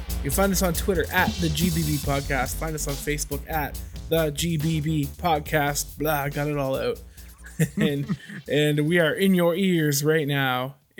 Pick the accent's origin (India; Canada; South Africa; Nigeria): Canada; I'm Canadian